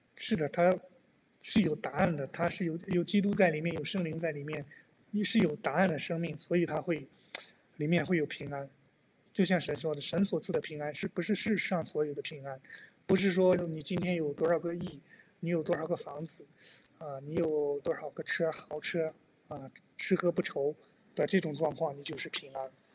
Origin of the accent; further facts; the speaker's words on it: China; 我们中国人的真正的宗教是佛教